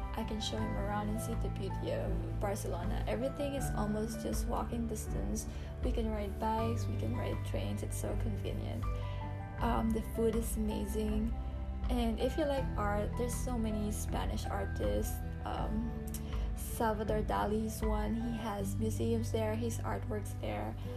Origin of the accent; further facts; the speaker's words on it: Quezon City, Metro Manila, Philippines; moved away as an adult; also born or lived in Camarines Sur, Philippines / Middle East; now in Henderson, United States; I was born in Camarines Sur, raised in Quezon City